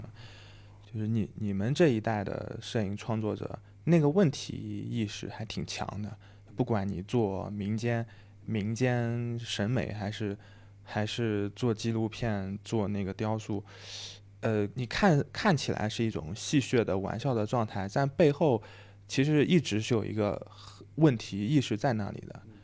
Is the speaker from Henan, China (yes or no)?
yes; Henan, China; moved away; 我老家河南的